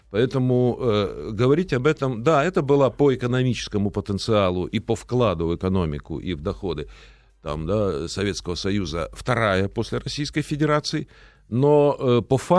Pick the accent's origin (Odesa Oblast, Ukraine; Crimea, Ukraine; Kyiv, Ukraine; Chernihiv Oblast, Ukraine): Chernihiv Oblast, Ukraine; Chernihiv; Я ведь вырос в Чернигове, в Восточной Украине.